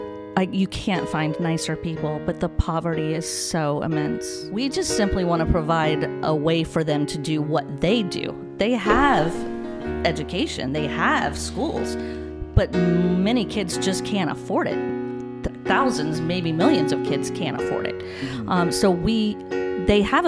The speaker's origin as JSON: {"language": "English", "town": "Zephyrhills", "region": "Florida", "country": "United States", "tie": "born or raised there", "also_born_or_lived": "Bartow, Florida / Dade City, Florida", "said": "I was born here in Florida, and ended up at Zephyr Hills High School, where I graduated"}